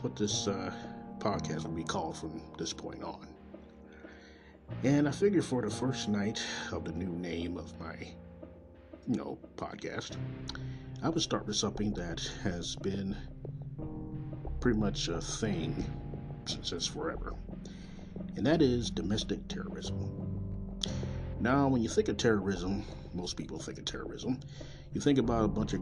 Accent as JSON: {"language": "English", "town": "Kansas City", "region": "Missouri", "country": "United States", "tie": "born or raised there", "said": "coming from Kansas City, Missouri, my hometown"}